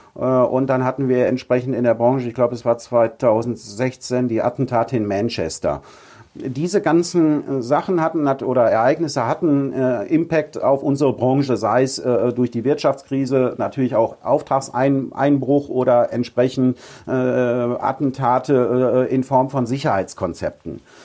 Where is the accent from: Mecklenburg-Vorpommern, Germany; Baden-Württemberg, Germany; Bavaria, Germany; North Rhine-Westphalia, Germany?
North Rhine-Westphalia, Germany; Ruhr area; moved away as an adult; also born or lived in Münsterland; now in Husum, Germany; ich bin ein Kind des Ruhrgebiets.